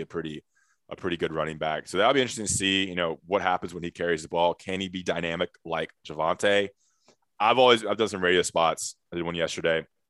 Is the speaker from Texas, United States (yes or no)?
no; Greensboro, North Carolina, United States; in Greensboro, North Carolina, my hometown, my high school.